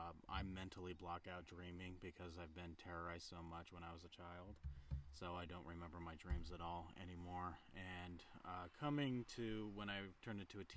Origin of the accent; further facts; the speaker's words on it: Preston, Idaho, United States; Up in Preston, Idaho.